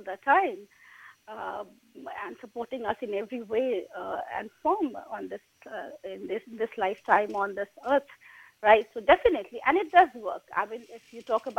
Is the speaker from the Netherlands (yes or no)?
no; India; moved away; I come from India